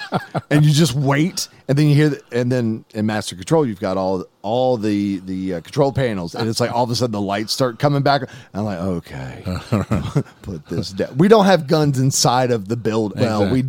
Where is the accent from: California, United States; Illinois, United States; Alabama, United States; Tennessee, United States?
Alabama, United States; From Alabama.